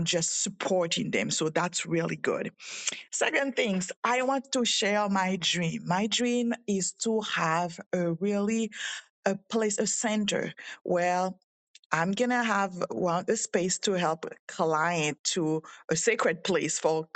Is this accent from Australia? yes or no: no; Haiti; moved away; I'm from Haiti